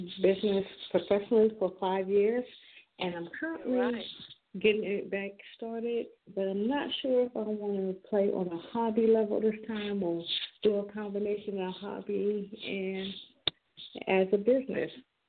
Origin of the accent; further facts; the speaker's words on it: Jersey Shore, New Jersey, United States; now in Maryland, United States; I am a Jersey girl to heart. You can take me out of Jersey, but you can't take the Jersey out of me. I am born in Jersey Shore. Let's see, but I currently reside in Maryland. I come from a military background. I am retired military.